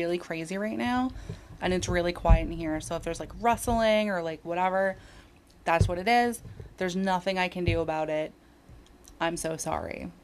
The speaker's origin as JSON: {"language": "English", "town": "Northport", "region": "New York", "country": "United States", "said": "I'm from a town, nice little suburban town called Northport"}